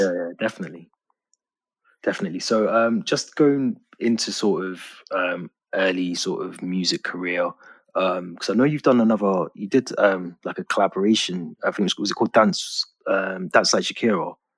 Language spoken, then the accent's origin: English; Birmingham, West Midlands, United Kingdom; moved away as an adult; now in Liverpool, United Kingdom; I'm from Birmingham originally, so um, okay. I live in Liverpool now. So I grew up in um, Quinton